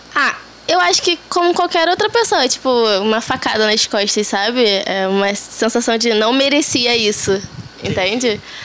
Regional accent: Rio de Janeiro, Brazil; Eu sou daqui de Bangu. Ah, Zona Oeste do Rio de Janeiro. É, ainda moro com os meus pais

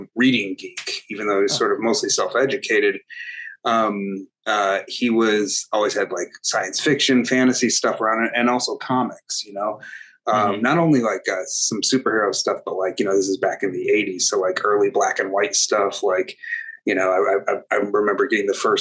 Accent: United States; also born or lived in New York; I was raised with a very strong sense of myself as Arab American, as Muslim American

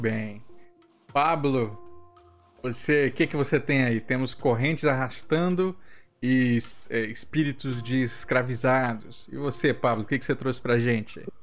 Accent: Rio de Janeiro, Brazil; Nascida e criada

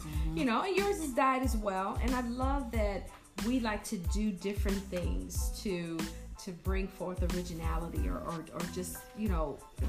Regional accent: United States; us as black women, American black beautiful women.

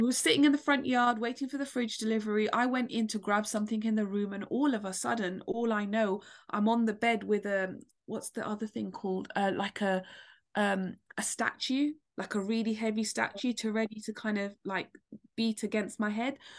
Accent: London, United Kingdom; I'm from London

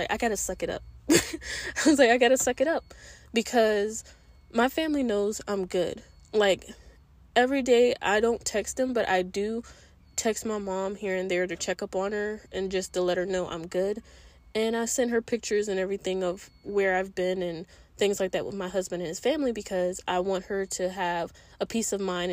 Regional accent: East Coast, United States; moved away as an adult; I'm originally from the East Coast. And all I know is the East Coast

